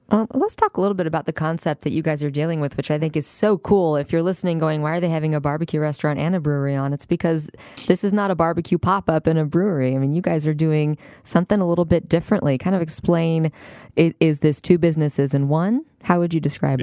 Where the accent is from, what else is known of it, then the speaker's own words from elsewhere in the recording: Liberty, United States; Liberty and my hometown, where my family is